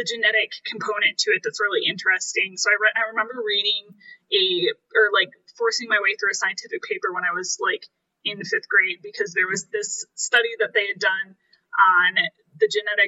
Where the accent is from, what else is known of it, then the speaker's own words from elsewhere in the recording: Kalamazoo County, Michigan, United States; Kalamazoo County, but like not the city of Kalamazoo. So I graduated with like 50 other people, so it was a really small